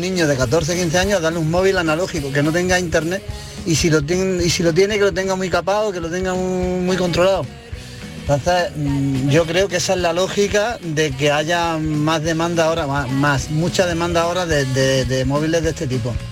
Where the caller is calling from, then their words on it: Granada, Andalusia, Spain; Buenas tardes, soy … de Granada.